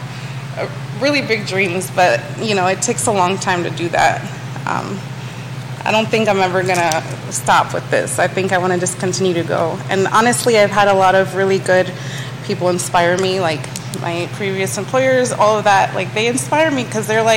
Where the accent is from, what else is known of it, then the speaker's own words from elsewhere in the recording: Copiague, New York, United States; now in Charlottesville, United States; I was born in Long Island.